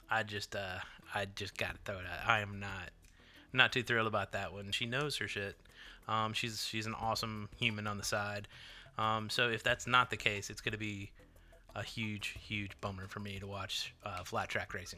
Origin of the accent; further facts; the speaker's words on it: North Carolina, United States; I'm from the one on the north